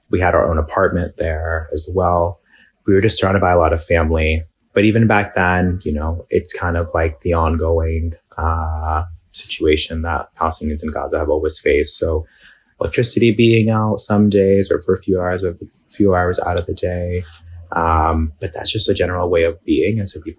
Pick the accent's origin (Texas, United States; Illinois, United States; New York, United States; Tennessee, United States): New York, United States; So I was actually born and raised in New York, out in Bay Ridge. It's a huge Muslim and Arab community.